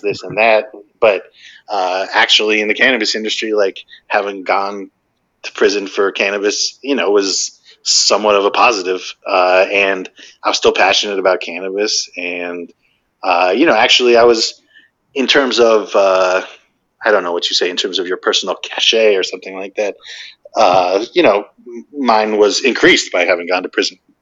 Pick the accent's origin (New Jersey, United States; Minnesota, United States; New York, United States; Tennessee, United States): New Jersey, United States; moved away; also born or lived in California / China; grew up in New Jersey